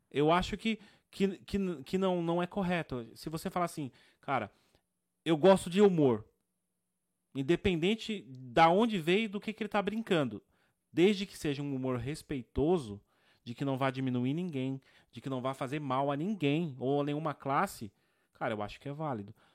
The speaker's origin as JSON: {"language": "Portuguese", "country": "Brazil", "said": "eu gosto de dizer que eu sou brasileiro"}